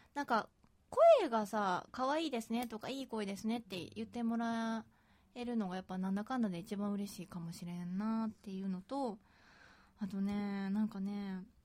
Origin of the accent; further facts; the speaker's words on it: Osaka, Japan; accent: Kansai dialect; 大阪出身だからかわかんないけど